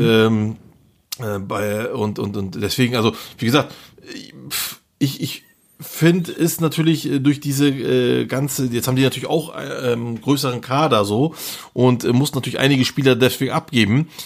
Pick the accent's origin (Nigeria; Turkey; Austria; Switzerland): Turkey; hier bei uns in der Türkei